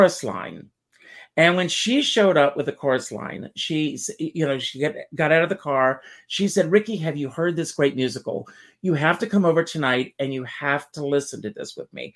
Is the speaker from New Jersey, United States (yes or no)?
no; South Carolina, United States; moved away; also born or lived in New York; I grew up in South Carolina